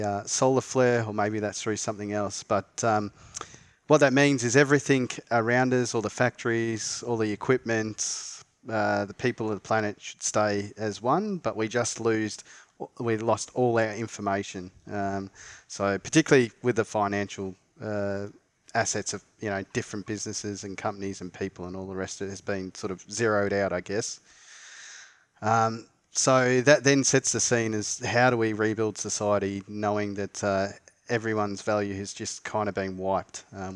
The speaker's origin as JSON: {"language": "English", "country": "Australia", "said": "We're both Australian"}